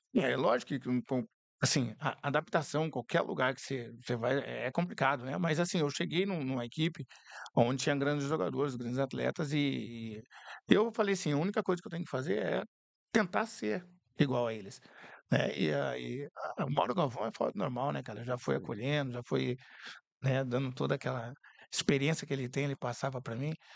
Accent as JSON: {"language": "Portuguese", "town": "Curitiba", "region": "Paraná", "country": "Brazil", "said": "sou de Curitiba"}